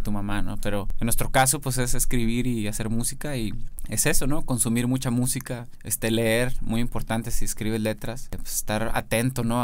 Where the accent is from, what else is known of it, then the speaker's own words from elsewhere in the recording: Monterrey, Nuevo León, Mexico; yo soy de Monterrey.